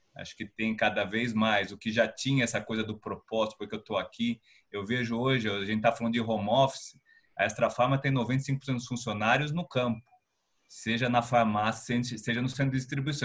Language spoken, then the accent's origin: Portuguese; Piracicaba, São Paulo, Brazil; now in São Paulo, Brazil; eu sou de Piracicaba, sou do interior. Então eu cresci num ambiente de vizinhança